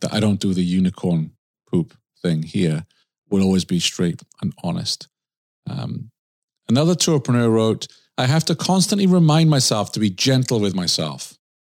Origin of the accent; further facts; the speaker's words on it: Swansea, Wales, United Kingdom; moved away; My hometown, Swansea in the U K